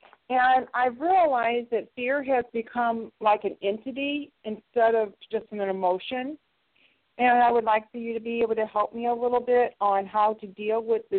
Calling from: St. Louis, Missouri, United States; I'm from Missouri, St. Louis.

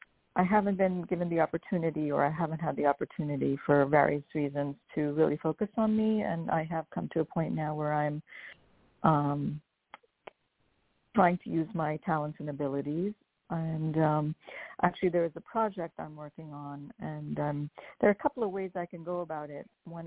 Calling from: New York, United States; I'm calling from New York.

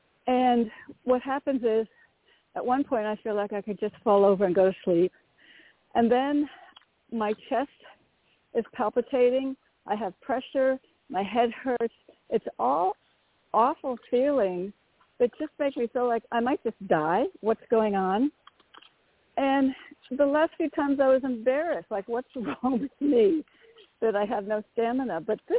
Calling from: Connecticut, United States; … from Connecticut. Very grateful. Thank you.

